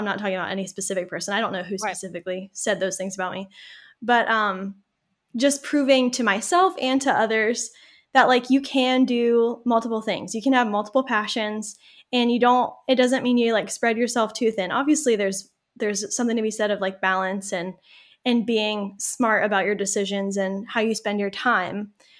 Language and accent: English; Malden, United States; a small little town in the suburbs. It is growing a little bit. Like it's getting bigger. That's my hometown. And I actually got a job doing marketing for the city of Malden.